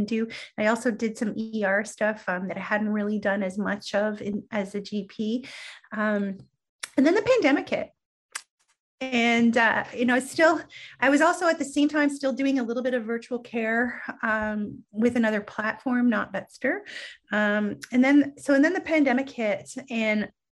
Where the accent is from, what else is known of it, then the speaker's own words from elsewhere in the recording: Canada; I am Canadian.